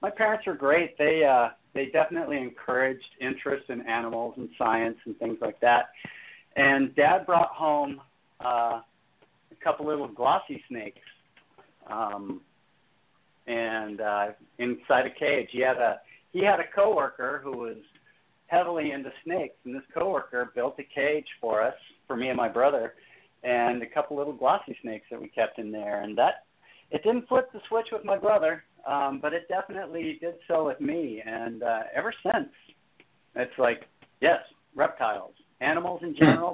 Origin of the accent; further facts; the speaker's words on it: Southern California deserts, United States; I was a little kid growing up in the Southern California deserts